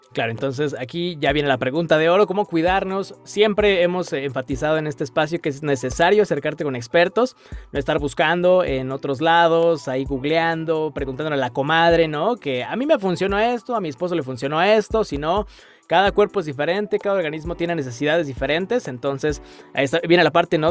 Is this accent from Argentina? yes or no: no; Mexico; como mexicanos nos encanta comer